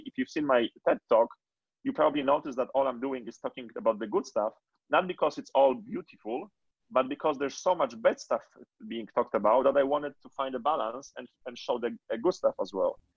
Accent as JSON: {"language": "English", "country": "Poland", "tie": "born or raised there", "moved": "yes", "said": "born and raised in Poland"}